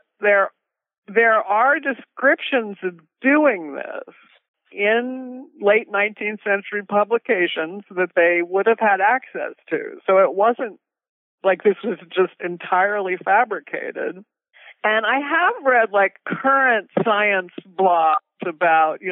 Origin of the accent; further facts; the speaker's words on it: New Jersey, United States; I grew up in New Jersey, in a very kind of hilly part of New Jersey, lots of trees